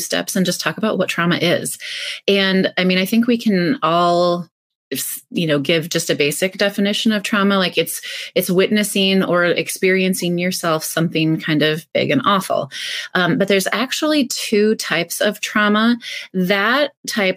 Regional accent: North Central Iowa, United States; now in Minnesota, United States; I grew up in North Central Iowa

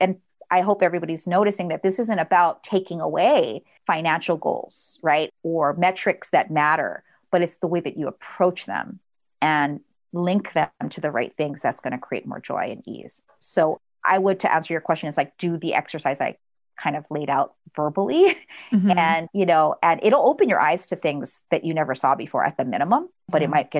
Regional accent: Philippines; Cause, like, again, we're Filipino.

